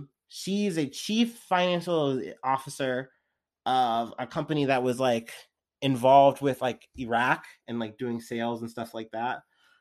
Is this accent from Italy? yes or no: no; Canada; I'm Canadian.